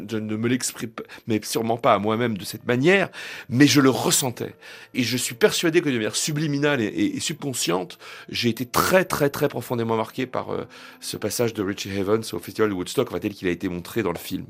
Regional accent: France; chez nous, en France

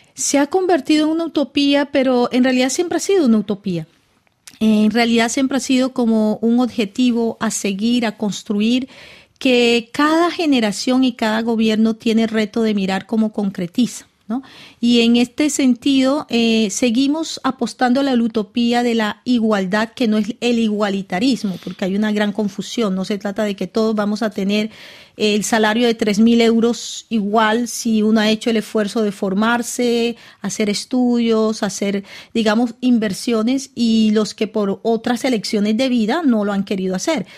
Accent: Cartagena, Bolívar, Colombia; born or raised there; moved away; also born or lived in Caracas, Venezuela / France

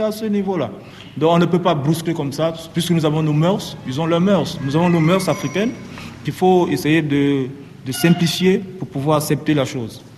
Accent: Cameroon; moved away as an adult; now in Lesbos, Greece; chez moi au Cameroun

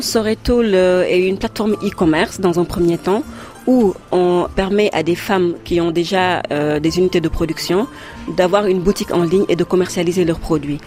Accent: Saint-Louis, Senegal; moved away as an adult; also born or lived in Dakar; Je suis originaire de Saint-Louis, du Sénégal

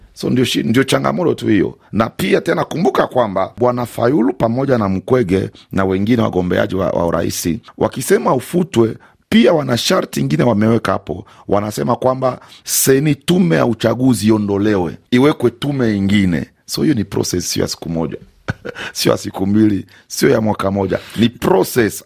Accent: DR Congo; kama mkongomani halisi

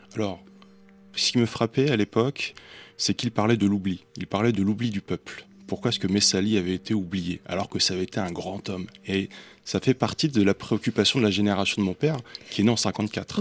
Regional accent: Valenciennes, Hauts-de-France, France; je suis né à Valenciennes, tout en haut de cette France où il fait froid

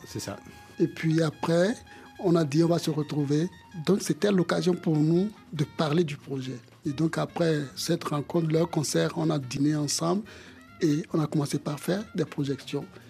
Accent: Bamako, Mali; moved away; also born or lived in Benin; j'ai vécu une bonne partie de mon enfance à Bamako au Mali

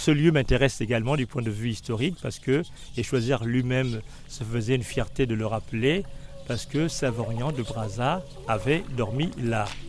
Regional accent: Lambaréné, Moyen-Ogooué, Gabon; also born or lived in Port-Gentil; je suis né à Lambaréné.

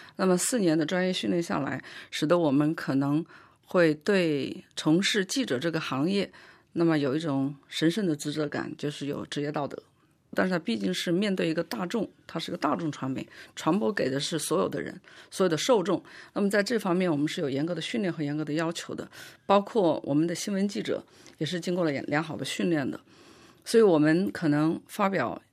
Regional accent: China; moved away as an adult; now in France; WeChat其实就是我们中国人现在用的最多的微信

